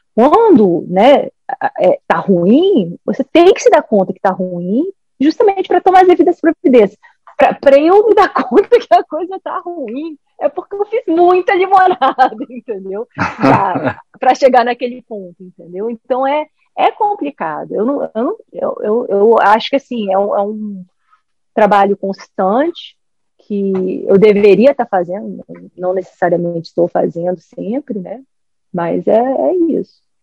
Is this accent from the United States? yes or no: yes; United States; also born or lived in Brazil; eu cresci aqui nos Estados Unidos